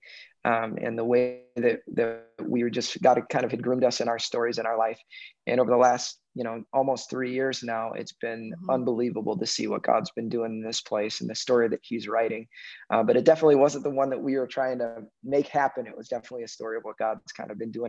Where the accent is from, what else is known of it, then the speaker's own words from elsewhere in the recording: Chicago, Illinois, United States; also born or lived in North Carolina; now in Minnesota, United States; I'm a Chicago boy. I live in Minnesota, but I'm a Chicago boy. That's where I grew up. I was born in North Carolina, but moved to Chicago when I was like three.